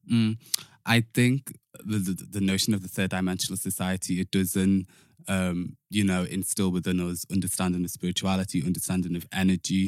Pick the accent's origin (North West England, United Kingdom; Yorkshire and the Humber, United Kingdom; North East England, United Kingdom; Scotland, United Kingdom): North West England, United Kingdom; Liverpool; moved away; also born or lived in London; growing up in Liverpool, I'm from Toxteth